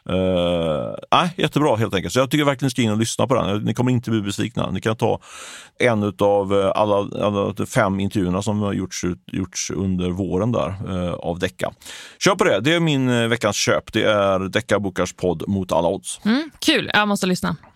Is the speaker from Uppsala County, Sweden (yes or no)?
no; Ljungskile, Västra Götaland, Sweden; Där jag kommer från Ljungskile, jag tror att det, det är en liten by med 3000-4000 invånare ungefär.